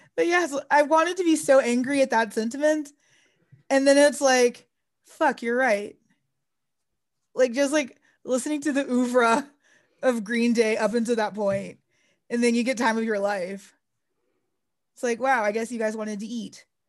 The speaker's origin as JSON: {"language": "English", "region": "Texas", "country": "United States", "tie": "born or raised there", "said": "I grew up in Texas."}